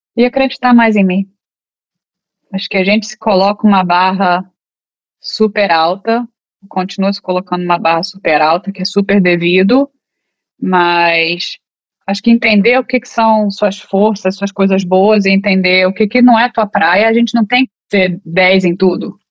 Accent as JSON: {"language": "Portuguese", "country": "Brazil", "moved": "as an adult", "lives_now": "United States", "said": "eu vim do Brasil para cá, para os Estados Unidos, como advogada, fora brasileira"}